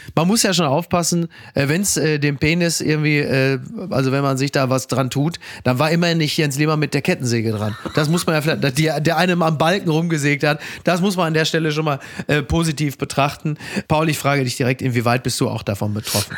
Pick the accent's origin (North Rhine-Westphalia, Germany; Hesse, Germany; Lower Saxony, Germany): North Rhine-Westphalia, Germany; Castrop-Rauxel; moved away; die Heimkehr nach Kastrop-Rauxel, nach Henrichenburg in mein Heimatdorf